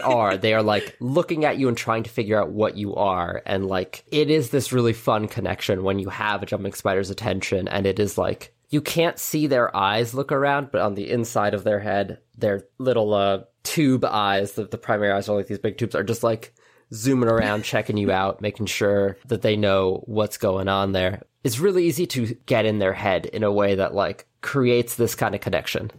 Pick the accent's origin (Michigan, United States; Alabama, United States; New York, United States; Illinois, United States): New York, United States; New York City; I grew up in New York City